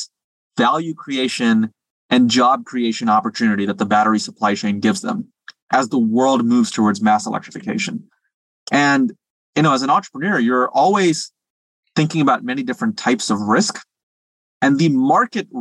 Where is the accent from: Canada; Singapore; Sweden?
Singapore; moved away; I speak some Mandarin because I grew up in Singapore.